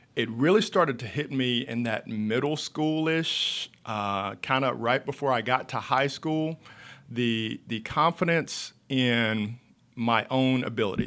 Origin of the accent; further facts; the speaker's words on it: Monroe, North Carolina, United States; from Monroe, North Carolina, which is about thirty minutes outside of Charlotte. I grew up on a farm